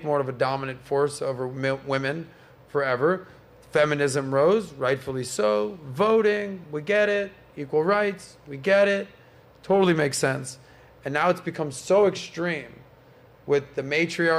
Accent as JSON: {"language": "English", "town": "Miami", "region": "Florida", "country": "United States", "said": "I'm from Miami"}